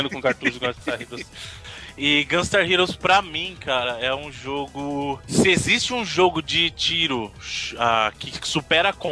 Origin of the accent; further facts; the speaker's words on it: Bahia, Brazil; eu sou baiano, rapaz.